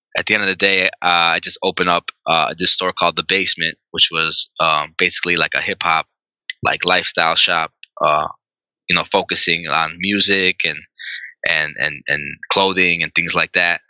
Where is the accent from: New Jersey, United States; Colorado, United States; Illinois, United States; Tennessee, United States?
Illinois, United States; Chicago; I'm pretty much born and raised here